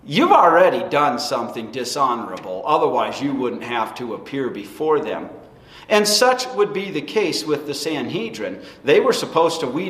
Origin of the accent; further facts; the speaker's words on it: United States; being an American citizen